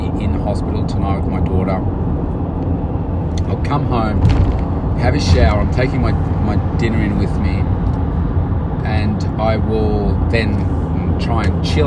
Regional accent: Melbourne, Victoria, Australia; it's in my hometown

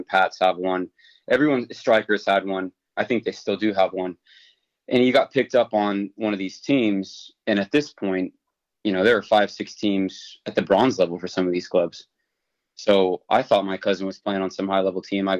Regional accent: Los Angeles, California, United States; also born or lived in Orange County, California; I grew up in L.A., born and raised in L.A. County

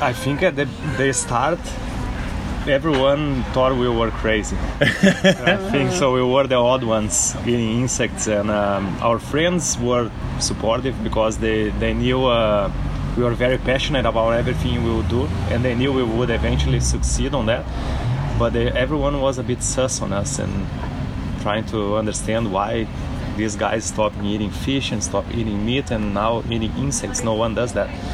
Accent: Brazil; now in Australia; our country too, where we're from

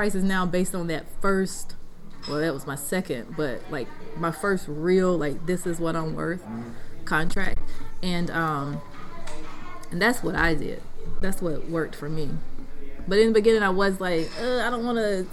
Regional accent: Wiggins, Mississippi, United States; also born or lived in San Antonio, Texas / Washington, D.C.; my hometown

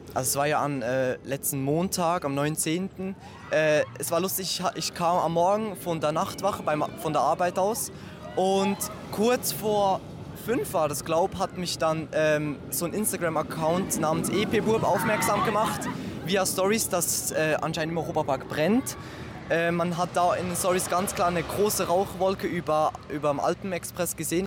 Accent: Switzerland; ich komme aus der Schweiz

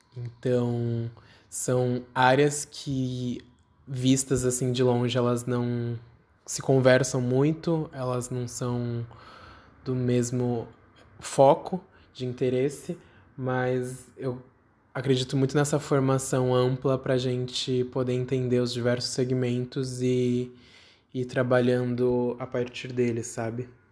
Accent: São Paulo, Brazil; eu tenho 26 anos, eu sou de São Paulo

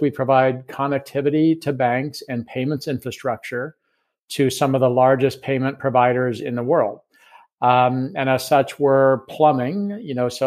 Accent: United States; accent: American; moved away as an adult; now in London, United Kingdom; I'm an American, as you can tell from my accent, but I've lived in London for the last 4 years

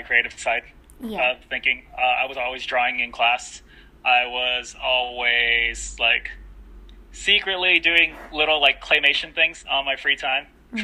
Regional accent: United States; also born or lived in Philippines; being born in the Philippines, but growing up in America

